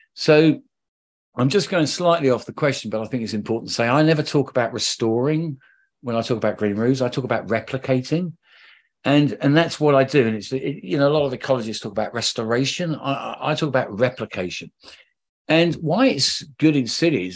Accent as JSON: {"language": "English", "region": "London", "country": "United Kingdom", "said": "I'm a Londoner"}